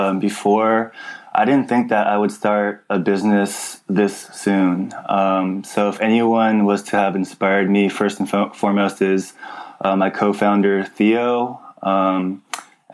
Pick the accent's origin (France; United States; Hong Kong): United States; Los Angeles, California; I grew up, I'm from the San Fernando Valley, and it's a suburb out of Los Angeles, California